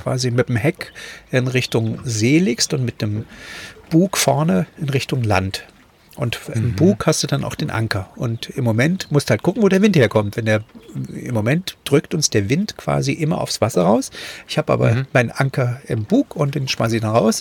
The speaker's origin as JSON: {"language": "German", "region": "East Germany", "country": "Germany", "moved": "as an adult", "said": "ich bin ja mit 18 damals aus der DDR geflohen, ganz alleine"}